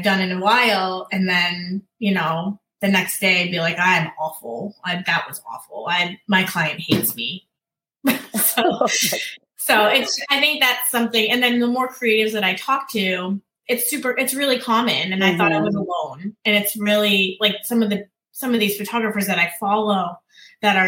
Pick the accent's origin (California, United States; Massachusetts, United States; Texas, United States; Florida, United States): Massachusetts, United States; moved away as an adult; now in Virginia Beach, United States; we are from Massachusetts